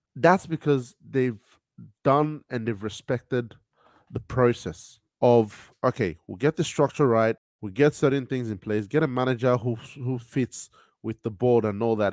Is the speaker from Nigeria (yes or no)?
yes; Nigeria; now in Sydney, Australia; I'm Nigerian